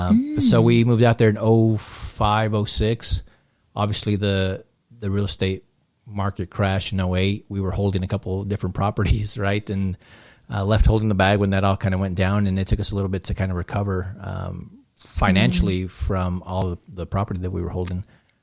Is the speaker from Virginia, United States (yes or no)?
no; Long Beach, California, United States; moved away as an adult; now in Southern Utah, United States; No, so I'm originally from Southern California, from Long Beach area. Okay. Grew up there, right? I was about almost 30 by the time we moved to Southern Utah.